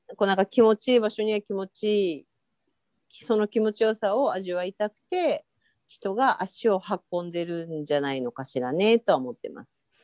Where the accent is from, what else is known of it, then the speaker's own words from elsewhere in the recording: Tokyo, Japan; 東京生まれ東京育ち